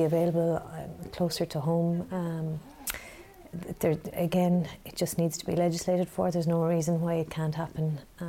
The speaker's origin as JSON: {"language": "English", "country": "Ireland", "lives_now": "Kilkenny, Ireland", "said": "We're Irish citizens and so are they."}